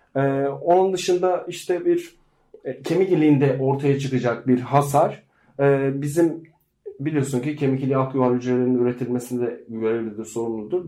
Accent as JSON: {"language": "Turkish", "region": "Black Sea Region", "country": "Turkey"}